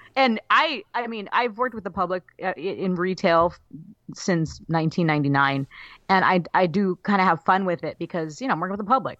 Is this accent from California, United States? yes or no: yes; Southern California, United States; growing up in Southern California